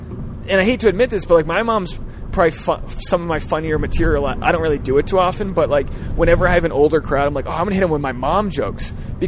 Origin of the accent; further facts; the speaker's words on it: Rhode Island, United States; I come from Rhode Island, which is mainly Irish Catholic with some Portuguese people, some Italians